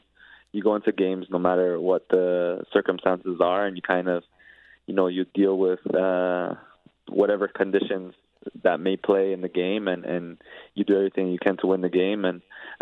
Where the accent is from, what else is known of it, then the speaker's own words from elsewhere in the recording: Toronto, Ontario, Canada; my hometown city